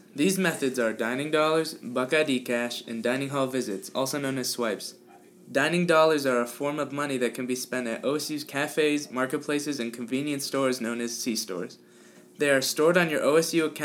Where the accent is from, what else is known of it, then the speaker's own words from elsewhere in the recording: Cleveland, Ohio, United States; I'm from Cleveland, Ohio